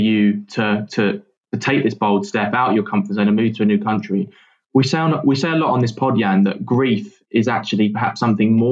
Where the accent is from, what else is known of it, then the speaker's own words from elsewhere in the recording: London, United Kingdom; As a Londoner myself